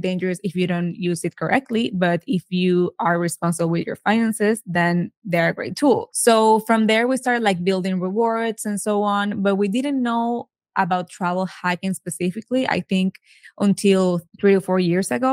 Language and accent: English; Venezuela; moved away as an adult; now in United States; So we are both from Venezuela. We moved to the States back in 2010.